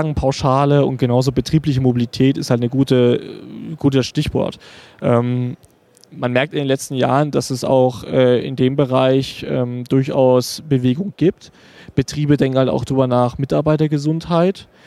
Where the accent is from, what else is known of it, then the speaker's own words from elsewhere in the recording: Dresden, Saxony, Germany; ich komme aus Dresden